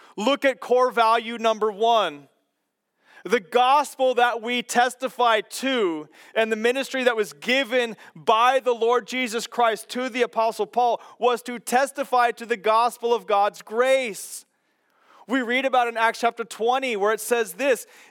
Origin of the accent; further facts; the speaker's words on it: Kansas, United States; growing up in Kansas and my dad working on golf carts